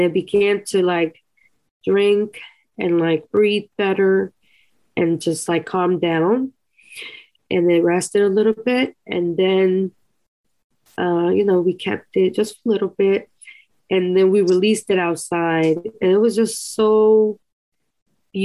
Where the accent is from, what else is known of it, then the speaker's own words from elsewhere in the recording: Costa Rica; moved away; When I was a little girl, I grew up in Costa Rica